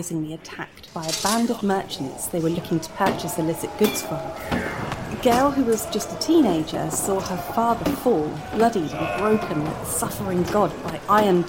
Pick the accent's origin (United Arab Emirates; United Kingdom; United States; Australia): United Kingdom; in my home country of the UK